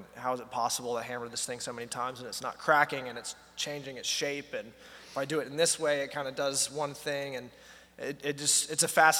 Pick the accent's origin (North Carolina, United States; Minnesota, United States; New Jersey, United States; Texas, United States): North Carolina, United States; Yeah, from North Carolina, and I studied music in school in Boone, North Carolina.